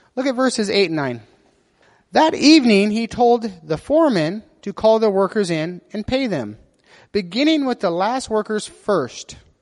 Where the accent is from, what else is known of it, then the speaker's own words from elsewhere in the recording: United States; being an American